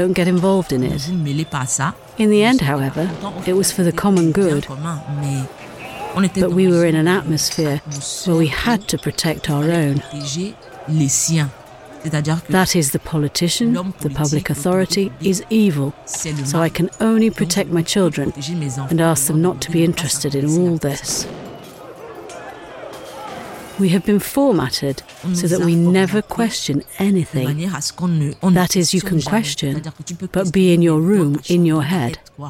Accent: Cameroon; now in Berlin, Germany; That's how we thought when we're from Cameroon and when we see a policeman.

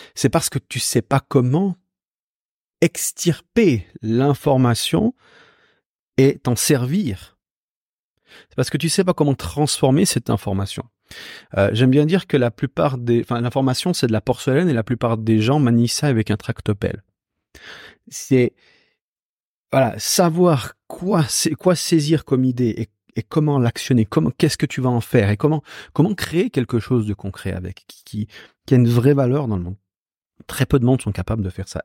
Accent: Switzerland; Moi, je suis né en Suisse

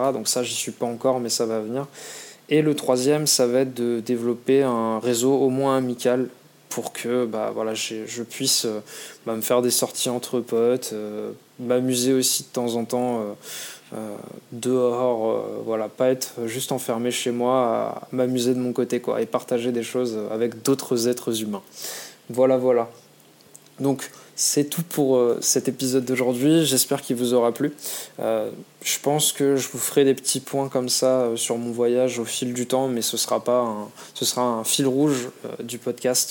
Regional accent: France; moved away as an adult; now in Australia; on est français

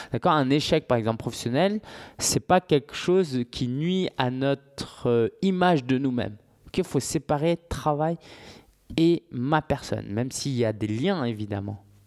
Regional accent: Paris, Île-de-France, France; je suis parisien depuis tout le temps

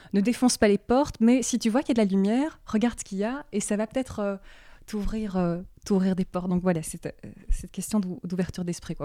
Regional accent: Brussels, Brussels-Capital Region, Belgium; je suis de Bruxelles. Je suis toujours restée à Bruxelles.

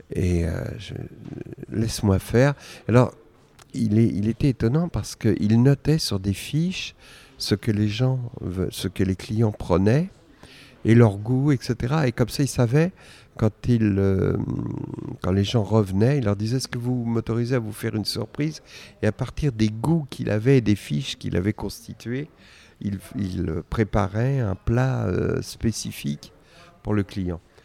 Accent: Argenteuil, Île-de-France, France; j'ai grandi à Argenteuil

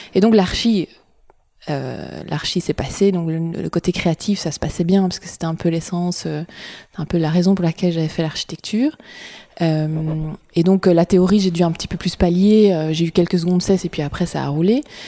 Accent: Brussels, Brussels-Capital Region, Belgium; je suis bruxelloise

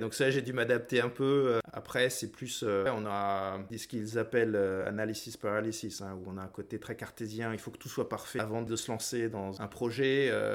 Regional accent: France; moved away as an adult; now in United States; on rentre en France, qui est mon pays d'origine, mais en même temps, c'est plus chez moi.

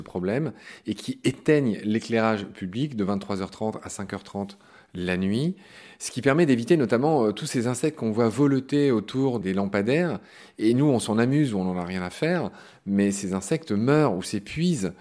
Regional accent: Pont-à-Mousson, Grand Est, France; le coin où, j'ai grandi, en Meurthe-et-Moselle. Moi, je viens de Pont-à-Mousson

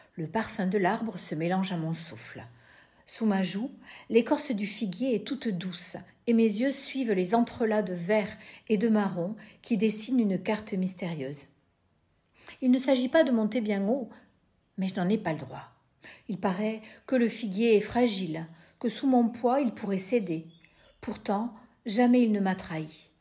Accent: Lot-et-Garonne, Nouvelle-Aquitaine, France; now in Bayonne, France; je suis née dans le Lot-et-Garonne, je vis à Bayonne

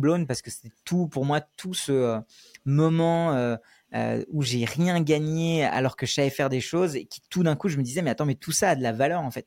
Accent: Paris suburbs, Île-de-France, France; also born or lived in India; je suis venu en France quand j'avais 6 ans, je suis né en Inde et à partir de ce moment-là, j'ai grandi avec mes grands-parents euh, en banlieue parisienne

